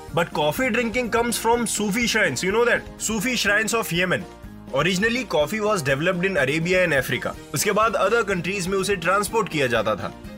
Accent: India

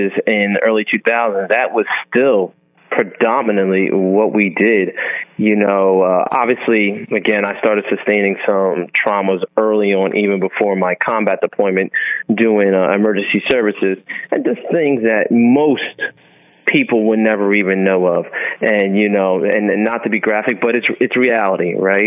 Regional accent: United States; as an American serving war

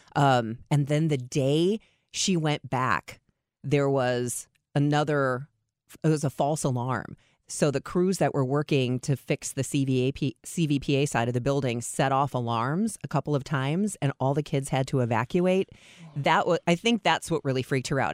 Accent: Chicago, Illinois, United States; now in Saint Louis, United States; I grew up in Chicago

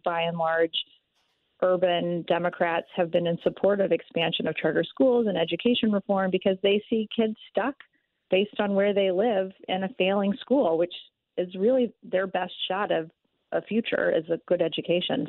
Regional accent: Texas, United States; moved away as an adult; now in Missouri, United States; I grew up in Texas

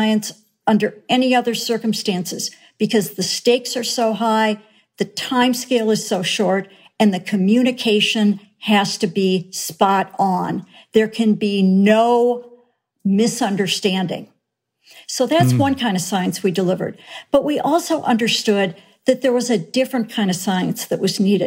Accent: Minnesota, United States; I grew up in Minnesota

